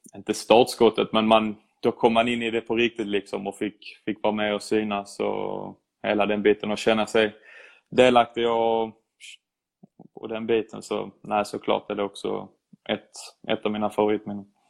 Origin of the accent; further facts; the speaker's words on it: Sweden; moved away as an adult; now in Bologna, Italy; som svensk